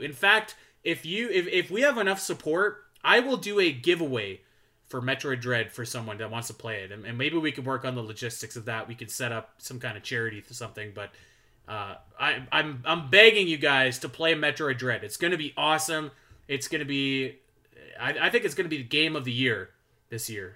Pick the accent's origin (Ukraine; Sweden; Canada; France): Canada; I'm Canadian